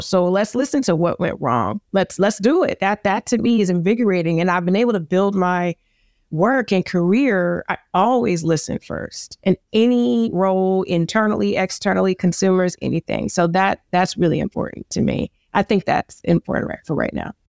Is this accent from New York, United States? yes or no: yes; New York City, New York, United States; I'm from the Bronx